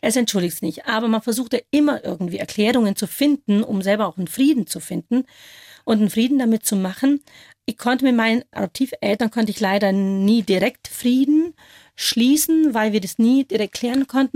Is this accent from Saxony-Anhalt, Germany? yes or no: no; near Schongau, Upper Bavaria, Germany; accent: Bavarian; first language Bavarian; also born or lived in Kolkata, India; das ist meine Muttersprache, Borisch